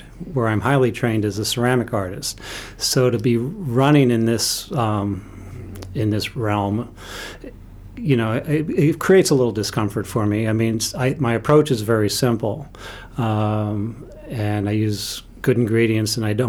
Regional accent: New York, United States; also born or lived in Western Maine; now in Bethel, United States; I am a New Yorker, so I'm from the Evil Empire

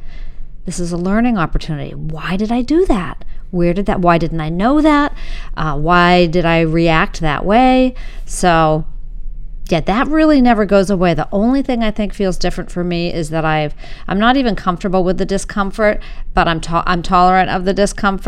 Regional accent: Winchester, Massachusetts, United States; I grew up in Winchester, Mass., a white suburb, and north of Boston

